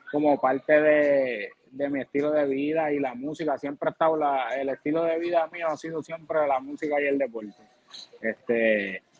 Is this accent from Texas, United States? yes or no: no; Boston, Massachusetts, United States; born there; Y de la americana, pues los Red Sox, porque soy nacido en Boston. Allá.